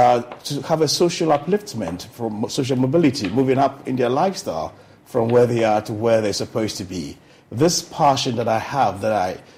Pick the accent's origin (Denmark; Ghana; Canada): Ghana; Kumasi, Ashanti; moved away as an adult; also born or lived in England; I grew up in Kumasi, went to Pokowari School, Form 1 to Upper 6, left to England